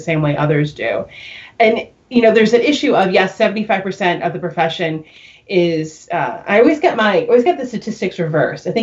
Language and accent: English; New York, United States; I'm a New Yorker